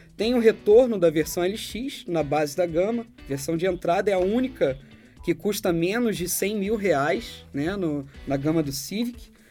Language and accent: Portuguese; Rio de Janeiro, Brazil; now in São Paulo, Brazil; eu, Panário e o Julião, três cariocas